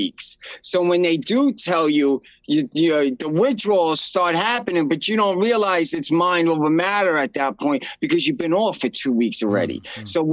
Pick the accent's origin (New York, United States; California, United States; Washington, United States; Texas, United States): New York, United States; New York City; I'm from Brooklyn, New York